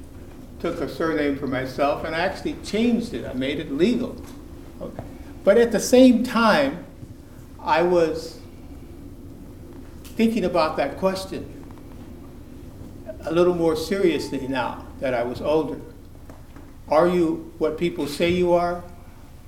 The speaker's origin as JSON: {"language": "English", "region": "California", "country": "United States", "tie": "born or raised there", "said": "I grew up with my grandparents in California"}